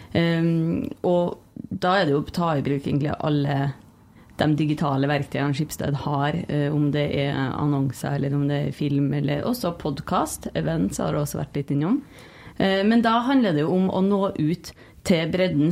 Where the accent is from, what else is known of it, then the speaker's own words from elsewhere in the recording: Trondheim, Trøndelag, Norway; moved away as an adult; Og jeg er jo fra Trondheim, og det har jo vært en stor del av livet mitt